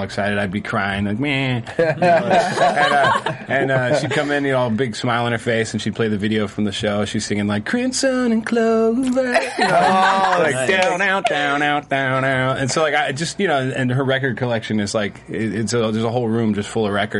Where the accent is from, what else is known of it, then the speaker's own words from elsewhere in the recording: Santa Rosa, California, United States; now in Los Angeles, United States; I'm from Santa Rosa